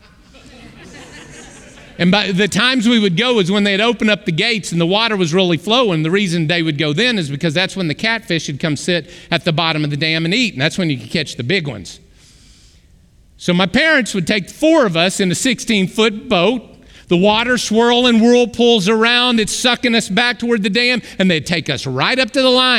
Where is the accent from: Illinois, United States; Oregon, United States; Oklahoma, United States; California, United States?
Oklahoma, United States; Arkoma; I grew up in the Arkansas River Valley. Right in Arkoma, Oklahoma